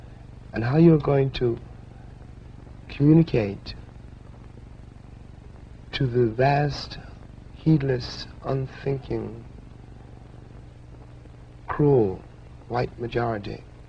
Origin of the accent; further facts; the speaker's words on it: New York City, New York, United States; I was born in Harlem, Harlem Hospital, you know, and we grew up, first house I remember was on Park Avenue